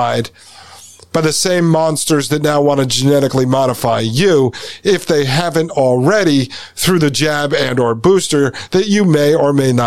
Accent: United States; when we grew up in the United States, I went to, born in 81, right? So I went to school in the 80s and 90s.

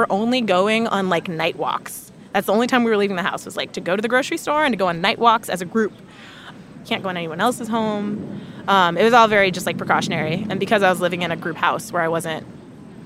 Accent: Chicago, Illinois, United States; now in Washington, D.C., United States; I'm from Chicago. I live in D.C.

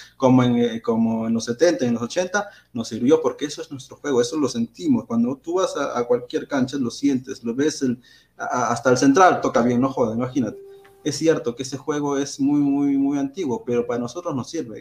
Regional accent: Peru

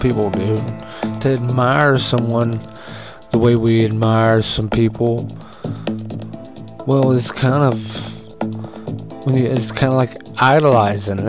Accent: United States

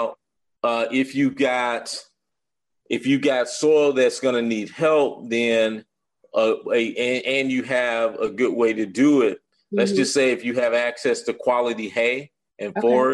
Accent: Arkansas, United States; moved away as an adult; now in Atlanta, United States; I'm originally from Arkansas, moved to Atlanta about 15 years ago.

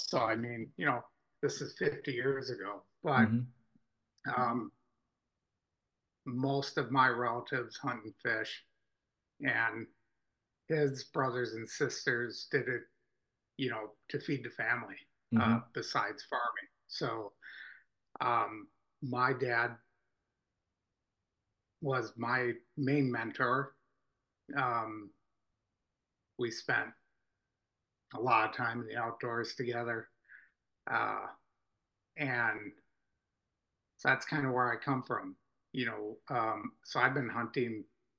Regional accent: Pewaukee, Wisconsin, United States; I'm from Waukesha County. I was born and raised in Pewaukee on a small farm. Both my parents grew up on dairy farms in northern Wisconsin.

